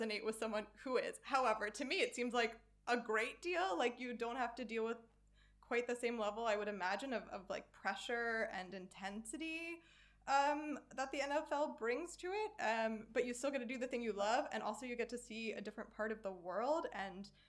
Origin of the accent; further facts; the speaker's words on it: Philadelphia, Pennsylvania, United States; also born or lived in Baden-Württemberg, Germany; now in Germany; I'm from Philadelphia